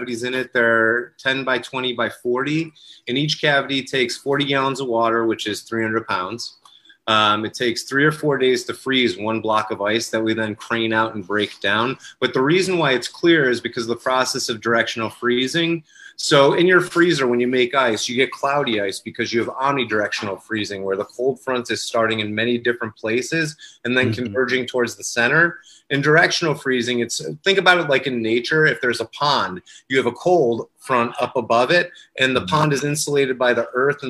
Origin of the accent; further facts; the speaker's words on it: Rochester, New York, United States; also born or lived in Los Angeles; I grew up here in Rochester, and when I was 22, I left for Los Angeles